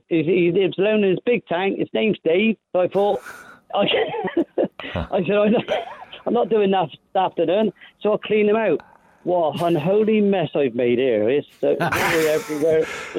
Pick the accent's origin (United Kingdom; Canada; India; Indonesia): United Kingdom; Bristol, South West England; I'm a Bristol boy, yeah, born and bred, South Mead.